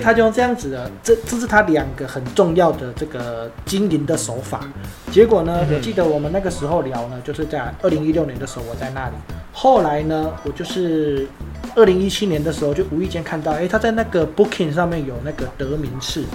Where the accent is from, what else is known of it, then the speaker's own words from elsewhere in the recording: Taiwan; moved away as an adult; also born or lived in Panama; 我们是台湾人